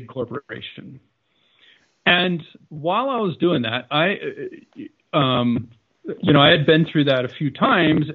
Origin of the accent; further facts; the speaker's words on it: Connecticut, United States; I grew up in Connecticut